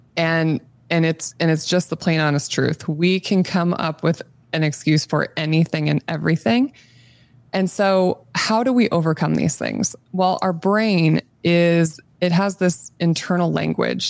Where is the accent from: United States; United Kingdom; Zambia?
United States; Nebraska; I grew up in Nebraska, born and raised in the state